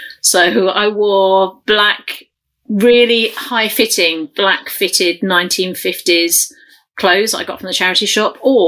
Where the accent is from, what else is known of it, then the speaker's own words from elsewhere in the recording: London, United Kingdom; accent: London; The one thing I do regret dropping is I lost my accent. And with hindsight, I think that's a really big mistake to me. Because my home accent is very, very London, really London.